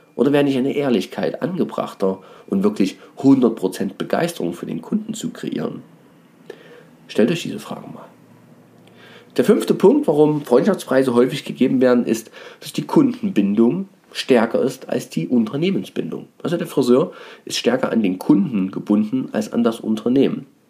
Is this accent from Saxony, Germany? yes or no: yes; Dresden, Saxony, Germany; ich habe ja auch eine Herkunft, bin ja Dresdner